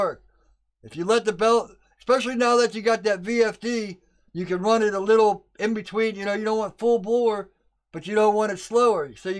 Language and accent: English; United States; I'm an American and we're just stubborn people.